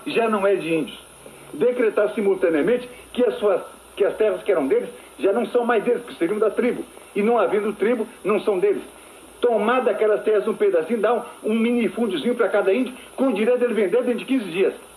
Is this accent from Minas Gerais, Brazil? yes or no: no; Paudalho, Pernambuco, Brazil; eu sou natural da cidade de Paudalho, zona da Mata Norte de Pernambuco